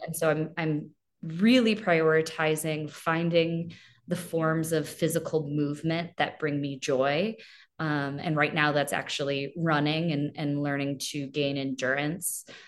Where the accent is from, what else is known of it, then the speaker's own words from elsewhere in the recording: Chesterfield, Missouri, United States; moved away; I am originally from Chesterfield, Missouri